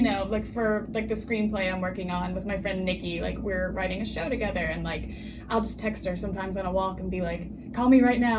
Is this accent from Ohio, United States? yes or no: no; West Virginia, United States; moved away as an adult; now in Philadelphia, United States; my hometown, there's like one newspaper